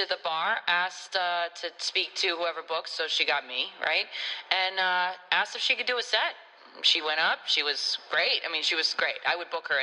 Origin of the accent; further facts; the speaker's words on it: Northeast, United States; now in Florida, United States; I'm from the Northeast